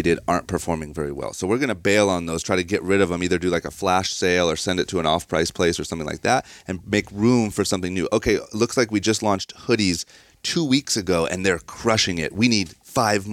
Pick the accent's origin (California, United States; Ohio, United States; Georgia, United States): Ohio, United States; Akron; moved away as an adult; now in Los Angeles, United States; where I grew up in Ohio, you don't have access to anything cool